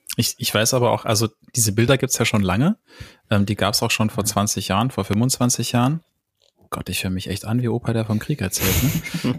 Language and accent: German; Germany; wo ich aufgewachsen bin, im Westen und im Norden